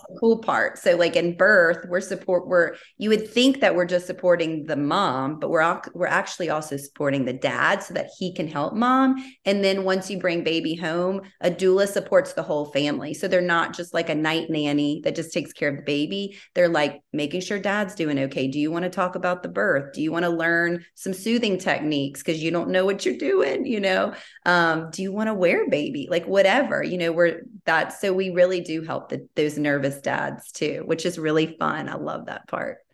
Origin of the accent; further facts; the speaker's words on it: Baton Rouge, Louisiana, United States; moved away as an adult; now in Austin, United States; I am from Baton Rouge, born and raised.